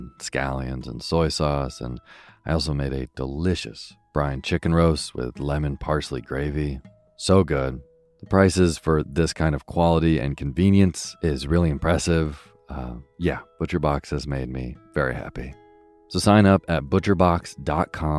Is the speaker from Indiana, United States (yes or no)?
no; Vermont, United States; moved away; my childhood growing up in Vermont